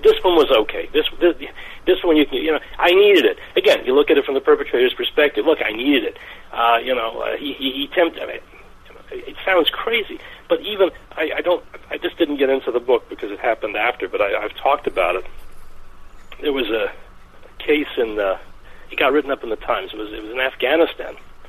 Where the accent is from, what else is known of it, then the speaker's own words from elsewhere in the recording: Georgia, United States; I was born in Georgia and was living in Georgia when J.B. Stoner was a candidate for governor.